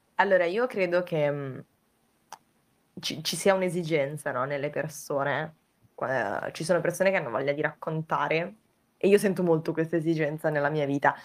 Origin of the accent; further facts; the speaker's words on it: province of Vicenza, Veneto, Italy; moved away as an adult; now in Turin, Italy; adesso appunto vivo a Torino, però sono originaria della provincia di Vicenza, però ho vissuto un po' in giro nel frattempo